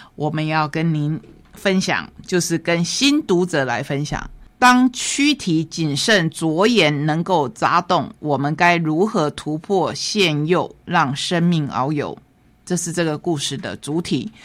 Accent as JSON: {"language": "Chinese", "country": "Taiwan", "said": "在我们台湾"}